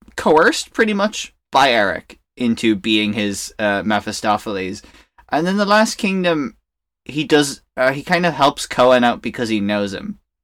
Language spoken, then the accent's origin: English; Ireland; growing up in Ireland